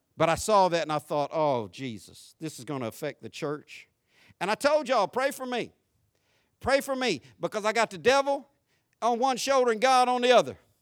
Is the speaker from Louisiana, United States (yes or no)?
no; Florida, United States; I grew up in Florida